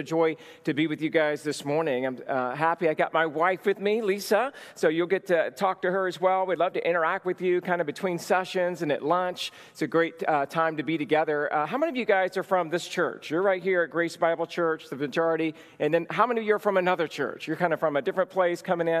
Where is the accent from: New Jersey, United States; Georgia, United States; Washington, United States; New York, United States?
Georgia, United States; moved away as an adult; also born or lived in Los Angeles; I'm from Georgia originally, moved out to go to seminary and to Los Angeles